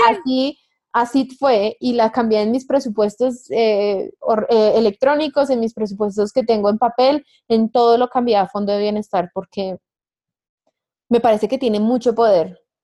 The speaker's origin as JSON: {"language": "Spanish", "country": "Colombia", "said": "una nómada digital colombiana"}